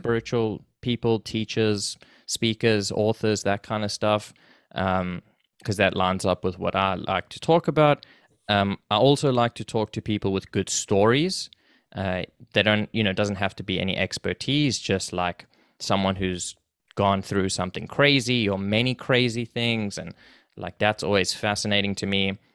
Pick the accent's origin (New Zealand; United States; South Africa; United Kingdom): South Africa; moved away as an adult; now in Canada; so I was born there, and I went to school there, and I did everything, and, um, I moved to Canada with my family when I was about nineteen or so.